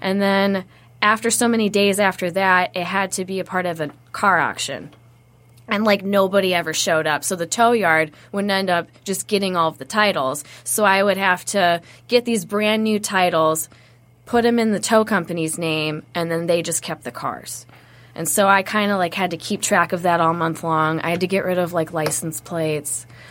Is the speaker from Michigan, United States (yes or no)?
yes; Wayne, Michigan, United States; moved away as an adult; now in Arizona, United States; I was born in Wayne at Annapolis Hospital